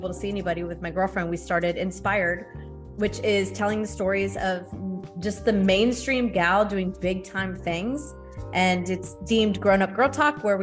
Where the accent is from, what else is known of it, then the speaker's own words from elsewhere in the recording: Thousand Oaks, California, United States; moved away as an adult; also born or lived in San Fernando Valley, California / San Francisco, California; I grew up in Thousand Oaks, California. So down south, Southern California